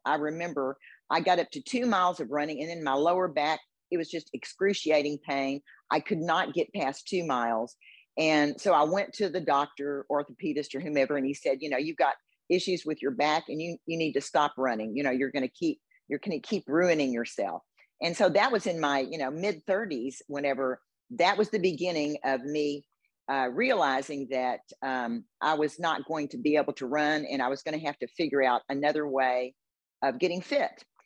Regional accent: Houston, Texas, United States; I was born and raised in Houston

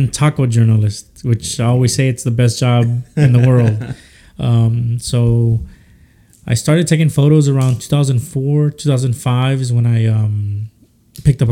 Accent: Houston, Texas, United States; also born or lived in Matamoros, Tamaulipas, Mexico; I was born in Matamoros, Tamaulipas, across the border from Brownsville, Texas. But, you know, I was brought to Houston when I was a baby

